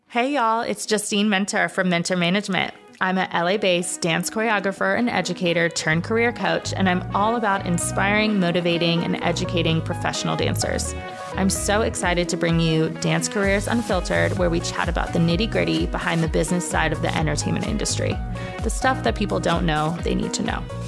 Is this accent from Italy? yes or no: no; Dallas, Texas, United States; moved away as an adult; also born or lived in Indiana; I'm from Dallas, Texas